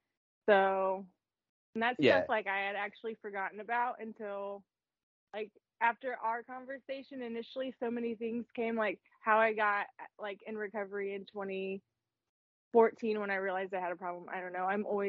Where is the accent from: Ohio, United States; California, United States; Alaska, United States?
Ohio, United States; Riverside; also born or lived in Dayton, Ohio; I'm from Dayton. I grew up in Riverside. And then I live 35 minutes west now of Dayton.